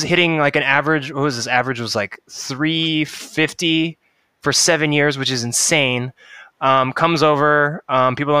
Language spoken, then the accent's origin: English; Seattle, Washington, United States; growing up in Seattle